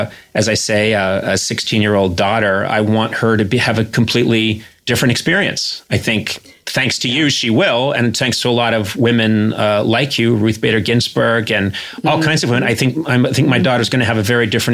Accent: Brookline, Massachusetts, United States; I'm an Irish Catholic from Brookline, Massachusetts, so in the Kennedy Democrat mold

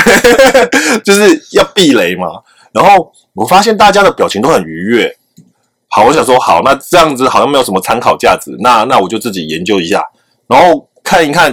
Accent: Taiwan; 我们台湾人

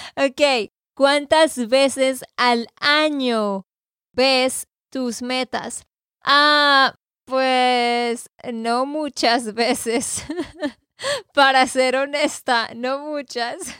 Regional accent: Santander, Colombia; de Santander, Colombia

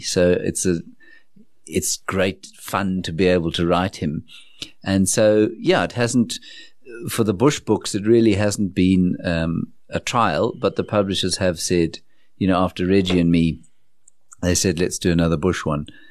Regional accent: South Africa; growing up in Johannesburg from nineteen seventy-six when I was born. which is, was an auspicious year in our country's history

